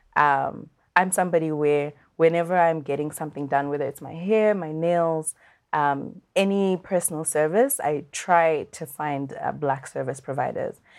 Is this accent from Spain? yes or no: no; Zimbabwe; I'm from Zimbabwe